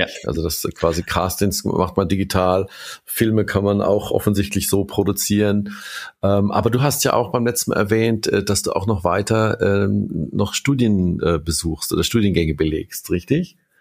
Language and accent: German; Kurpfalz, Baden-Württemberg, Germany; also born or lived in Mannheim; ich bin aus der Kurpfalz, also ich bin aus der, in der Region geboren, habe selbst mehr als 20 Jahre in Mannheim gewohnt